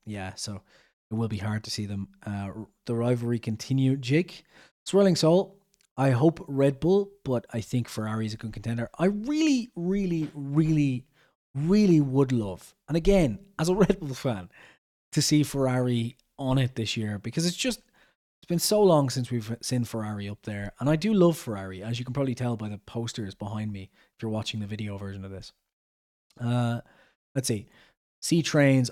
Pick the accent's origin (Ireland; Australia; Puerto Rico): Ireland; I'm Irish